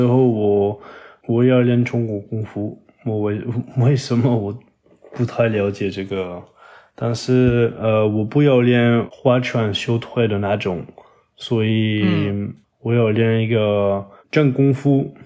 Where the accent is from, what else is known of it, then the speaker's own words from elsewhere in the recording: Toulouse, Occitania, France; Chinese is a second language; now in Paris, France; 我在我的老家就是toulouse， 法国南部